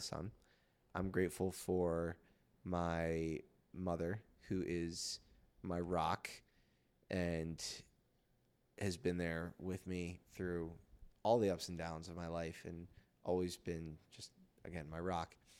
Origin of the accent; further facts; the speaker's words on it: Philadelphia, Pennsylvania, United States; I'm from Philly